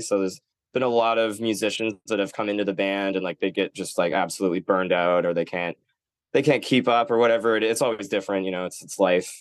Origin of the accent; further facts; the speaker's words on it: Nanaimo, British Columbia, Canada; moved away; also born or lived in Vancouver; I'm from Nanaimo, which is kind of like where the boat lands